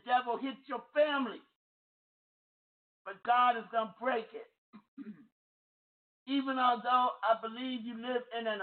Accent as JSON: {"language": "English", "region": "Ohio", "country": "United States", "tie": "born or raised there", "moved": "yes", "said": "I was born in Ohio"}